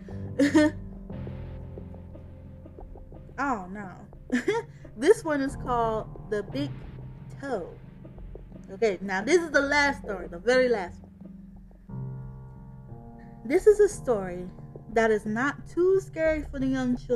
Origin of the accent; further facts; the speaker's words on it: Chicago, Illinois, United States; I'm from Chicago